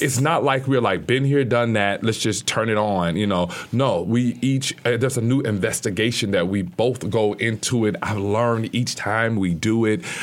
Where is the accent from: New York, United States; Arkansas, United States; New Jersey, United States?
Arkansas, United States; Little Rock; I'm from Little Rock